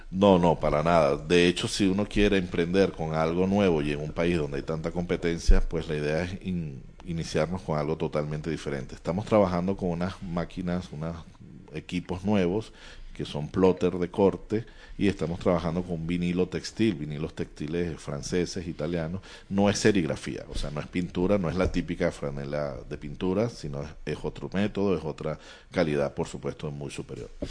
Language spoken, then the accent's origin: Spanish; Valencia, Carabobo, Venezuela; moved away as an adult; now in Spain; abogado, miembro de un bufete muy conocido allá en mi ciudad, Valencia, que estamos muy cerca de Caracas, la capital